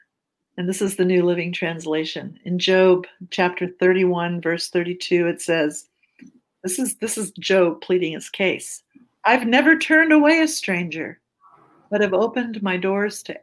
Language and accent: English; Germany; now in United States; I was born in Germany. I lived in a little town. I'm a refugee, an immigrant to the United States.